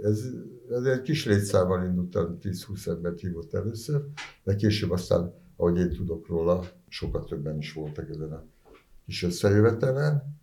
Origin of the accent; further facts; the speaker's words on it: Budapest, Hungary; ott a Kőbányán 10. keretben nőttem föl